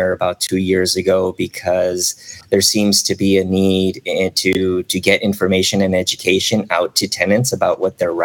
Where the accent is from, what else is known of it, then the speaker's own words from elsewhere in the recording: South Gate, California, United States; also born or lived in Chicago / Long Beach; I was pretty much born and raised here in Southern California. I was born in Chicago, but I was raised here since